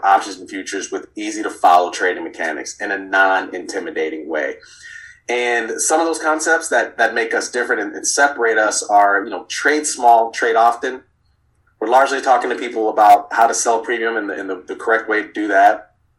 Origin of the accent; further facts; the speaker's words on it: Miami, Florida, United States; I moved around a good bit as a kid. So I grew up in Miami, and that's kind of where the roots started